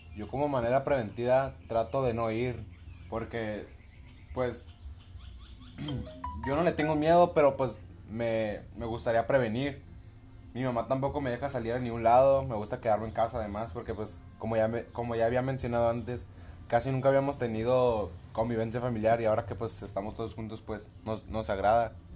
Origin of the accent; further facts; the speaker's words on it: Mexico; como muchos mexicanos